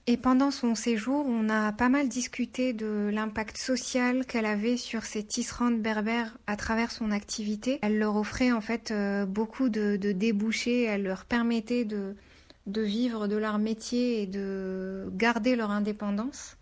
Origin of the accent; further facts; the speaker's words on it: Morocco; moved away as an adult; also born or lived in France; je suis née et j'ai grandi au Maroc